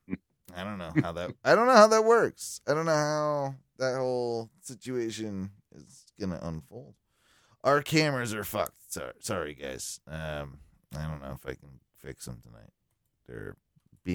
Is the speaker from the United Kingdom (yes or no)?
yes; England, United Kingdom; I'm English. I'm an island person